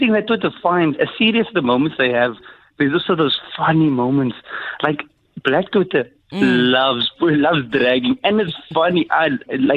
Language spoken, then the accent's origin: English; South Africa